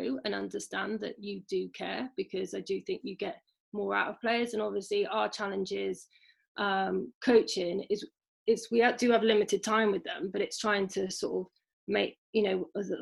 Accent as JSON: {"language": "English", "area": "Shropshire", "region": "West Midlands", "country": "United Kingdom", "said": "I'm from Shropshire"}